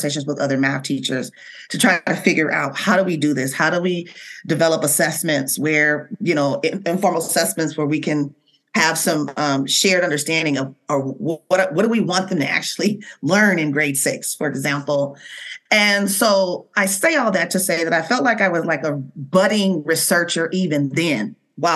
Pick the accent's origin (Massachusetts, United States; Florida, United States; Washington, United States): Washington, United States; Seattle; born and raised in Seattle, Washington